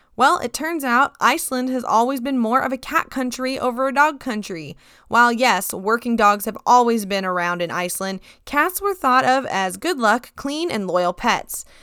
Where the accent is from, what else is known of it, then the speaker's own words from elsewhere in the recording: United States; Growing up in America